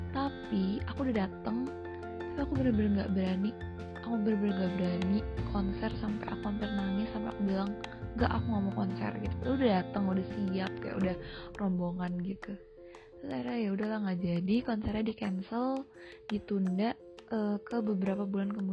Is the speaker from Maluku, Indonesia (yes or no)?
no; Padang, West Sumatra, Indonesia; aku kan orang Padang dan orang Padang itu uh, punya arisan aku nggak tahu sih semua orang Padang kayak gini atau enggak